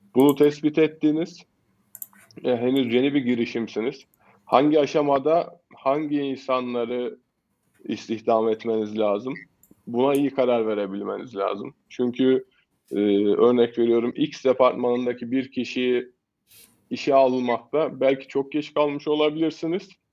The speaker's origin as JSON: {"language": "Turkish", "region": "Kayseri Province", "country": "Turkey", "tie": "born or raised there", "said": "Esasen Kayseriliyim. Ee, öğrencilik hayatım yine Kayseri'de geçti."}